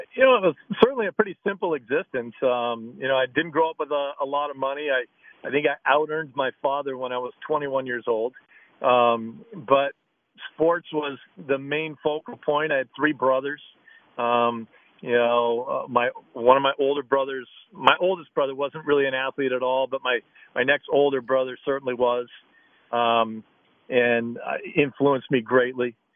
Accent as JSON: {"language": "English", "region": "Oregon", "country": "United States", "tie": "born or raised there", "said": "Growing up in Oregon"}